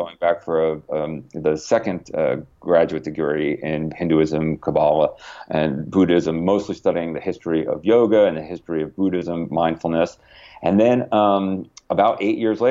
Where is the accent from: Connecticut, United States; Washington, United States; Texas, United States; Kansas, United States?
Connecticut, United States; I grew up in Connecticut near you